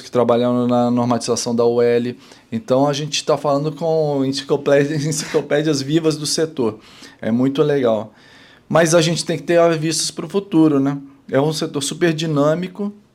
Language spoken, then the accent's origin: Portuguese; São Paulo, Brazil; moved away as an adult; also born or lived in Rio de Janeiro; Tanto eu como ela somos paulistas